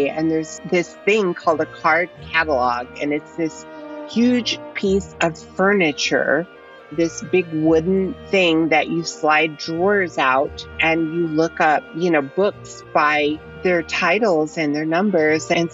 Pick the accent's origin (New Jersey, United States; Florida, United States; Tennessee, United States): Tennessee, United States; Nashville; moved away as an adult; now in Los Angeles, United States; I was born in Nashville, Tennessee, to a working class family with not much money in 1971. And I grew up in a fundamentalist Christian cult